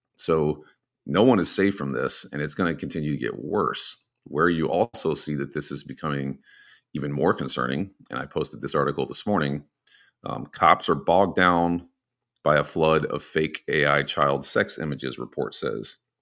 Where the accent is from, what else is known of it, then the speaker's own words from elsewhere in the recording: Texas, United States; I'm from Texas and Texas people have guns.